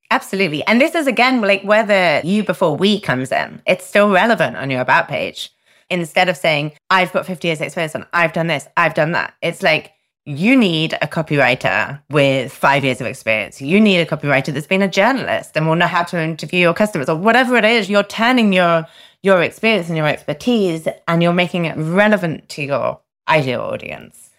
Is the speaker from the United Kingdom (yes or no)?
yes; United Kingdom; I'm a Brit